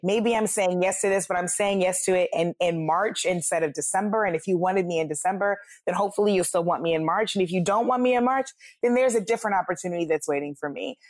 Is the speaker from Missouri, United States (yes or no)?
yes; St. Louis, Missouri, United States; my hometown of Saint Louis